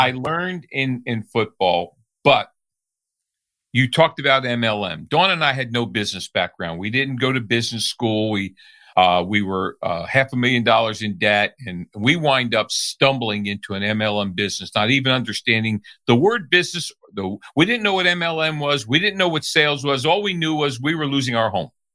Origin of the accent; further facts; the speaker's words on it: New Jersey, United States; I grew up in New Jersey.